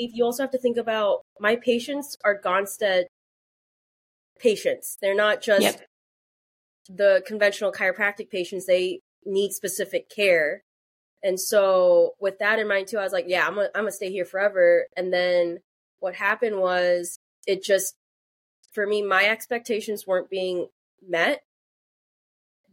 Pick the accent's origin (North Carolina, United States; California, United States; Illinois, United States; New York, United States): Illinois, United States; I grew up in Illinois